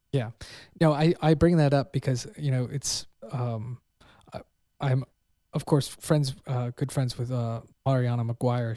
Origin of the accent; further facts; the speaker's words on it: Pennsylvania, United States; now in Texas, United States; I'm from Pennsylvania